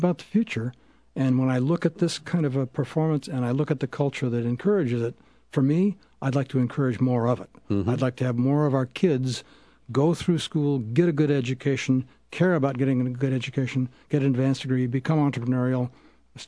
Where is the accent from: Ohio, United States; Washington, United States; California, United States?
Washington, United States; Spokane; When I was a kid in Spokane